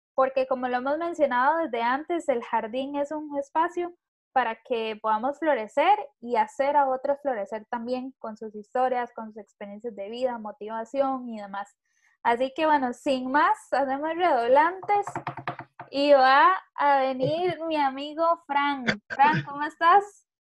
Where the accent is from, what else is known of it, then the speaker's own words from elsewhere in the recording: Costa Rica; yo como buena tica